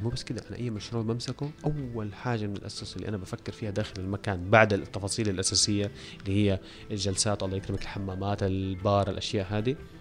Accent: Syria; في سوريا انا سوري

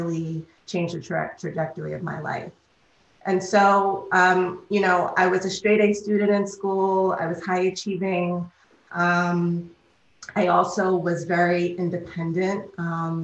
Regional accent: New York City, New York, United States; I'm a native New Yorker. I grew up in Harlem

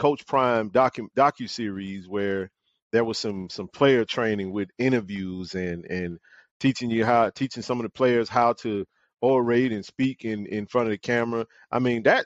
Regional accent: Jackson, Mississippi, United States; I grew up in Jackson, born and raised

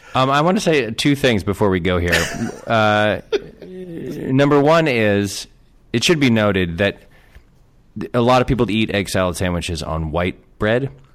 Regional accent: Connecticut, United States; moved away; I grew up in Connecticut

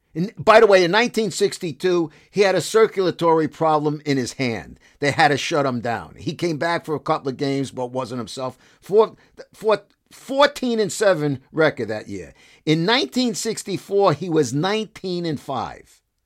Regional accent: Brooklyn, New York, United States; As a kid growing up in Brooklyn

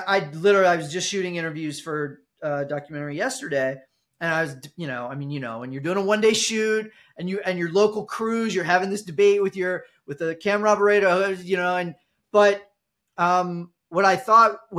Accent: Ohio, United States; now in Los Angeles, United States; I'm originally from Ohio. I live in Los Angeles

